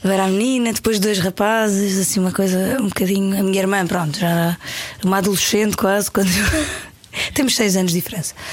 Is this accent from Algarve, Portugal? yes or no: yes; Paderno, Algarve, Portugal; moved away; also born or lived in Lisbon; Com dois anos, dois anos e pouco. Fui para o Algarve e fui para uma, para uma aldeia que ao pé da serra